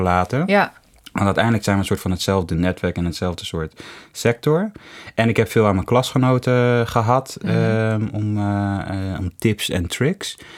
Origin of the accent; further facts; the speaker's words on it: Hoofddorp, North Holland, Netherlands; also born or lived in Amsterdam; ik kom uit Hoofddorp. Mhm mensen ik ben opgegroeid in Hoofddorp.